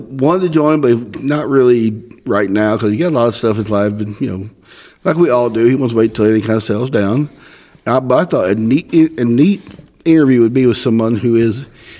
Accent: Southeast Missouri, United States; accent: Northern Indiana drawl; Well, I grew up in Southeast Missouri.

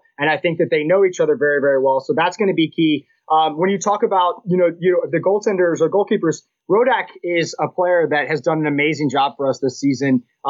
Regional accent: United States; As an American

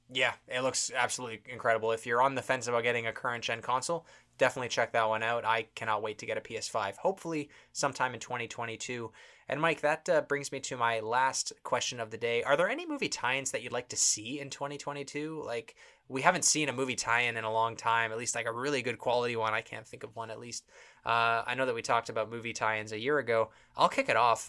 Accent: Toronto, Ontario, Canada; We're from Toronto, Canada.

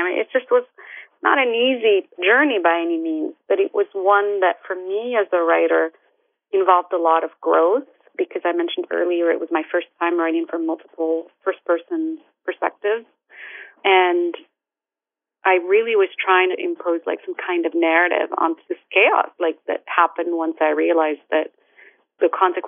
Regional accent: Morocco; English is a second language; moved away as an adult; also born or lived in London, United Kingdom; now in United States; I was born and raised in Morocco

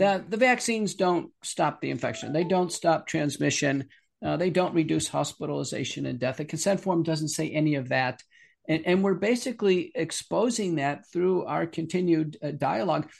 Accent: Buffalo, New York, United States; moved away; I'm originally from Buffalo

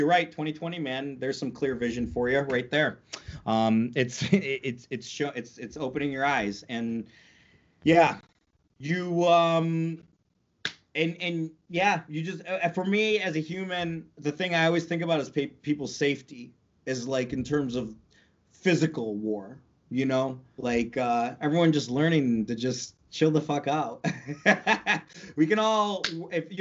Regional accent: North Tonawanda, New York, United States; also born or lived in England; I'm from North Tonawanda, New York, Niagara Falls, actually, just like outside of, on the American side, of course

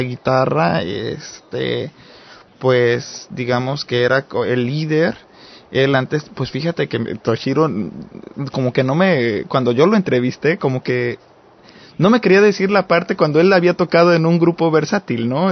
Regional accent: Mexico; como mexicano hombre

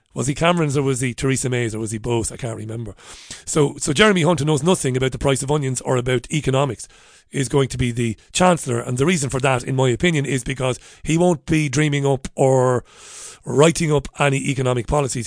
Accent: Waterford, Munster, Ireland; When I was a young boy, I grew up in Ballybeg in Waterford City

